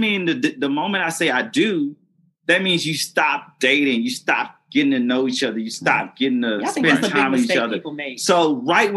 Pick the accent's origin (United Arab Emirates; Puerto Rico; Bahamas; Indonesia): Bahamas; moved away; also born or lived in Haiti; Let's go to Bahamas with me. Look, I grew up here.